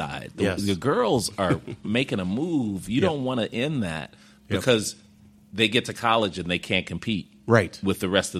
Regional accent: Chicago, Illinois, United States; I grew up in Woodlawn and South Shore, so I'm a Southsider.

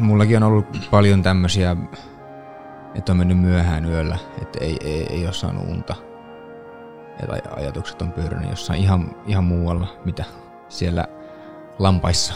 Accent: Kempele, North Ostrobothnia, Finland; now in Tampere, Finland; kävin kotiseudullani Oulussa. Kempeleessä

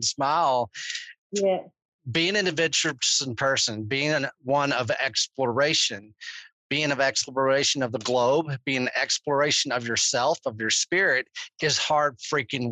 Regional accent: Texas, United States; I'm freaking Texan

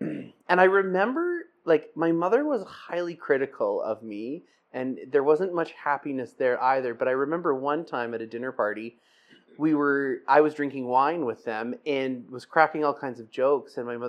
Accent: South Porcupine, Ontario, Canada; also born or lived in Timmins / North Bay; I grew up in Northern Ontario. I was born in Timmins and grew up in South Porcupine and spent my teens in North Bay. Scottish working class family. It's a small mining town.

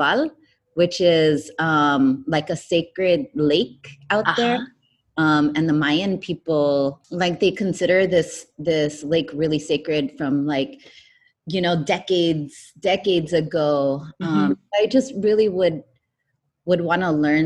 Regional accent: United States; Growing up with like immigrant parents was really difficult as an American child

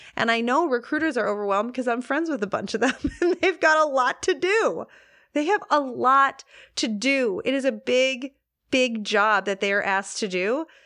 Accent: Detroit, Michigan, United States; I grew up in Detroit

